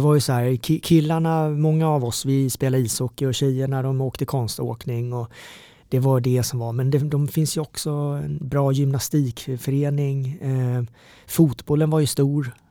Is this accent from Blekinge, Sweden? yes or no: yes; Karlshamn, Blekinge, Sweden; moved away as an adult; also born or lived in South Korea; now in Stockholm, Sweden; växte upp nere i Mörrum, Karlshamn